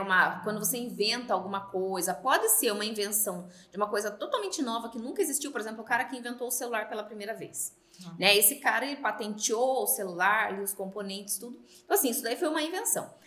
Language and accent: Portuguese; Sorocaba, São Paulo, Brazil; eu sou aqui de Sorocaba